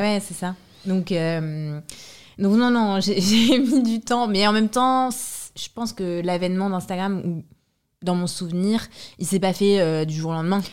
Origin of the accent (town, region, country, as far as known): France; born or raised there; also born or lived in Brașov, Romania; now in Paris, France